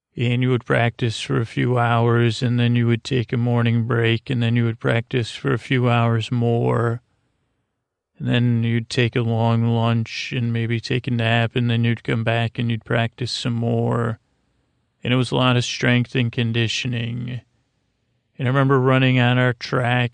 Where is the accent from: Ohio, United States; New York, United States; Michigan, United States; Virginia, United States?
New York, United States; Syracuse; I grew up in Syracuse, New York